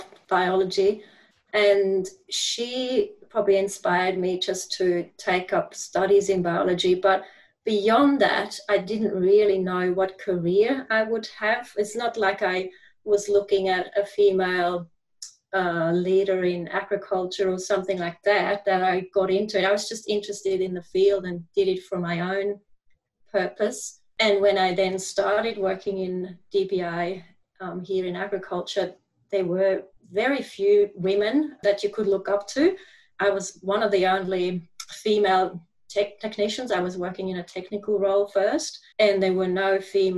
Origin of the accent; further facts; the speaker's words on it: Switzerland; moved away as an adult; now in Australia; in the German part, quite close to Zurich, but I grew up in a fairly small country town.